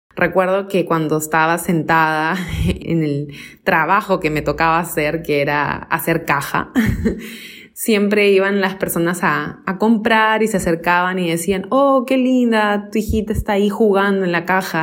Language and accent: Spanish; Lima, Peru; Yo tengo 37 años, eh, nací acá en Lima, Perú